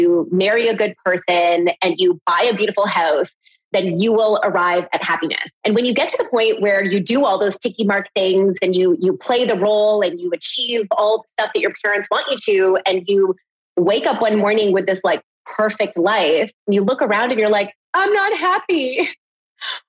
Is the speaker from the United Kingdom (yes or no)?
no; Canada; growing up in Canada, it was always this sort of struggle between being an Indian girl